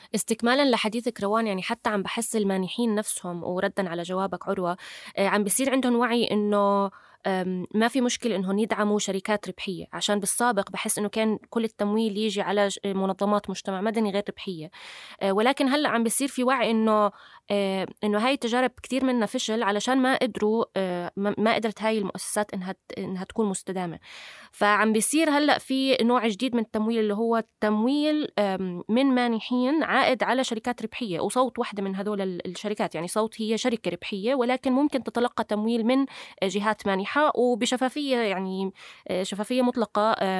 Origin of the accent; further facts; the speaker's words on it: Jordan; عندنا بالاردن